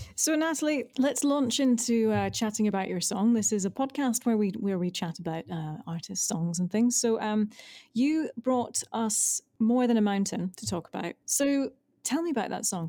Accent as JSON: {"language": "English", "town": "Glasgow", "region": "Scotland", "country": "United Kingdom", "said": "we're from Glasgow"}